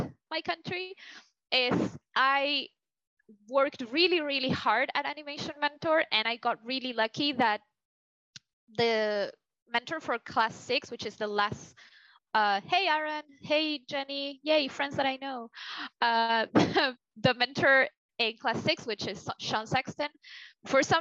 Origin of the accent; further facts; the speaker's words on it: Argentina; moved away; I'm from Argentina, South America